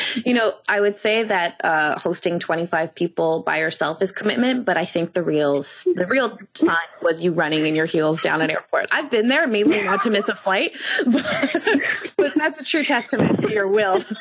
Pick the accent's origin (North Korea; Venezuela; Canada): Canada; we're Canadian